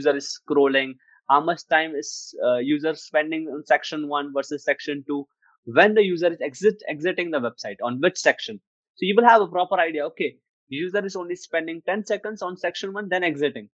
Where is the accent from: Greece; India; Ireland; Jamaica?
India; I'm from India